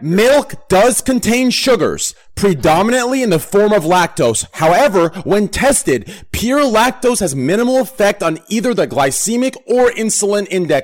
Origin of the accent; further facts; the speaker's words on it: United States; I'm American. I'm a proud American.